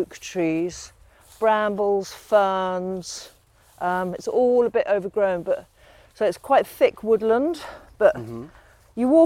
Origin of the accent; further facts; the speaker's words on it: London, United Kingdom; I was born in London.